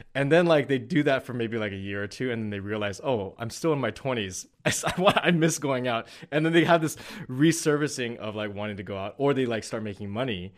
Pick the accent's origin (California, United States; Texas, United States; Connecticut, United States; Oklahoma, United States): California, United States; Bay Area; moved away as an adult; also born or lived in San Diego; now in Los Angeles, United States; I grew up in the Bay Area.